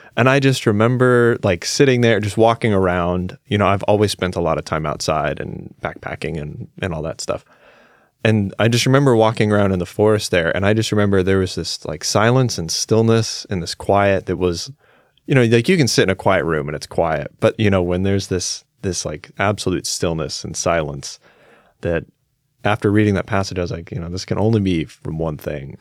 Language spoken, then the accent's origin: English; Claremont, California, United States; I grew up, I was born in a little town called Claremont. It's like thirty miles southeast of Los Angeles